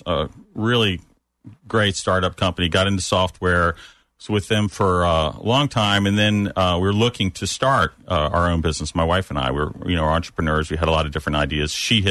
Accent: United States; moved away as an adult; now in Orlando area, United States; I grew up in the Northeast, Maryland, Virginia area.

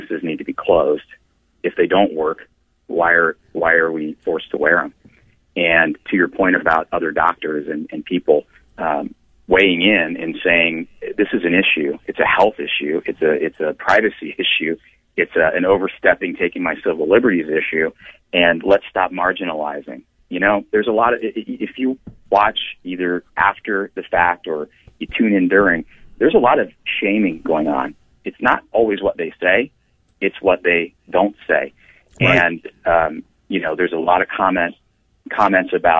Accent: Ashland, Ohio, United States; I was born and raised in Ashland, Ohio

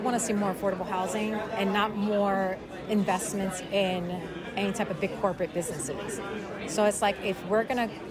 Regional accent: New York City, New York, United States; moved away as an adult; now in Queens, New York, United States; I'm from the Bronx. I'm from Uptown.

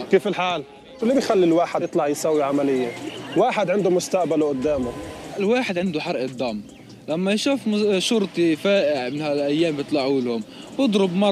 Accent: East Jerusalem, Jerusalem District, Israel; אני גם גדלתי במזרח ירושלים, את הדברים ששמעתי עכשיו שמעתי קודם

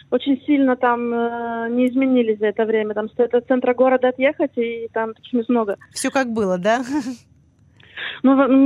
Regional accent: Ukraine; now in Israel; как бы я из, из Украины и родилась на Израиле, мы живем в Израиле.

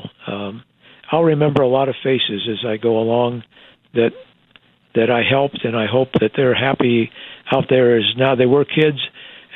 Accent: Iowa, United States; moved away as an adult; also born or lived in Texas; now in Wichita, United States; Iowa is my home state.

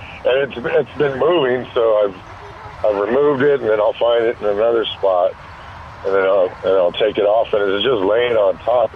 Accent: El Paso, Texas, United States; now in San Antonio, United States; I'm from El Paso, Texas

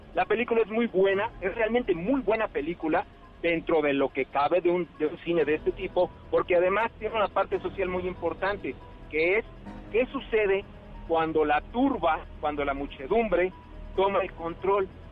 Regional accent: Veracruz, Mexico; now in Mexico City, Mexico; mi tierra natal, Veracruz, bello estado que me vio nacer

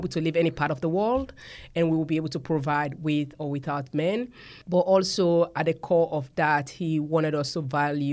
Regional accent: Sierra Leone; moved away as an adult; I grew up in Sierra Leone, West Africa, and I grew up with four siblings.

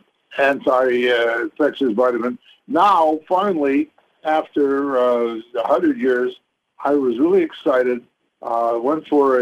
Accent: Canada; I was brought up in Canada

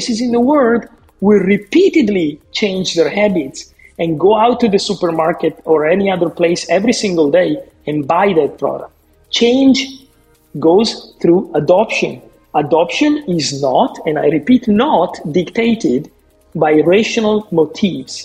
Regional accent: northern Italy, Italy; I grew up in Northern Italy in a family who would do their own cured meats in a farm

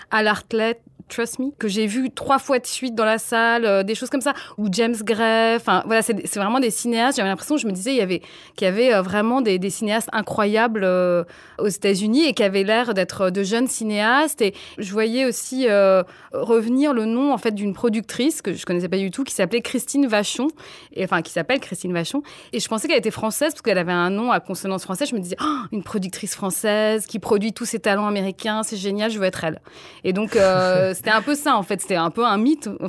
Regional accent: Nigeria; J'ai grandi en Afrique, au Nigeria, et donc j'avais pas de télévision.

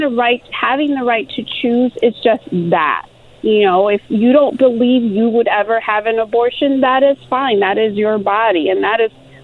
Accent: Chicago, Illinois, United States; born or raised there; moved away as an adult; also born or lived in Mexico; now in Los Angeles, United States

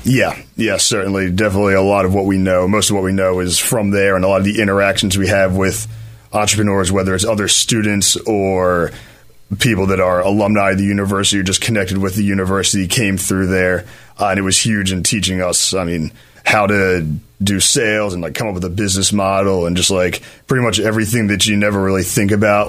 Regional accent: Philadelphia, Pennsylvania, United States; I grew up in Chestnut Hill, uh, right in Philly

